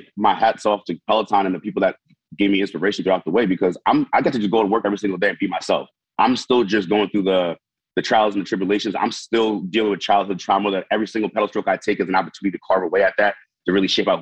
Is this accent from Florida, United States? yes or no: no; New York, United States; I was one sacrifice away from growing up in Haiti compared to growing up in New York